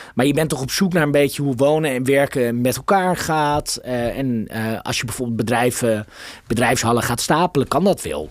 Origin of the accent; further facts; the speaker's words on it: Amsterdam, North Holland, Netherlands; ik voel me daar natuurlijk als Amsterdammer enorm betrokken bij